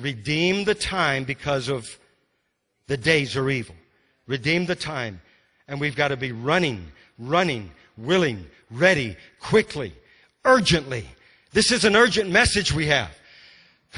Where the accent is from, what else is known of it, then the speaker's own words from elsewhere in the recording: Louisiana, United States; moved away as an adult; also born or lived in Texas / Mississippi; because I'm from Louisiana